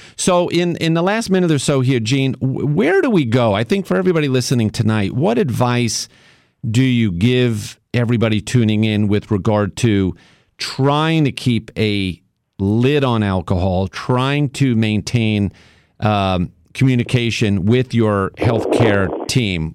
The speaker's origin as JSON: {"language": "English", "region": "New York", "country": "United States", "tie": "born or raised there", "moved": "yes", "said": "my hometown of New York"}